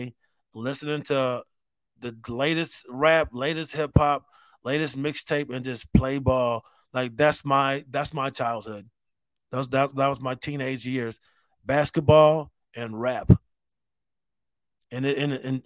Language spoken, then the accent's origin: English; Rochester, United States; growing up in Rochester.